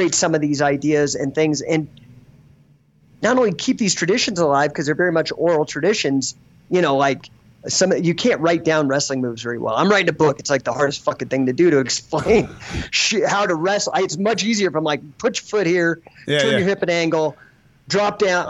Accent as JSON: {"language": "English", "town": "Denver", "region": "Colorado", "country": "United States", "tie": "born or raised there", "also_born_or_lived": "Southern California", "moved": "as an adult", "said": "I grew up in Denver."}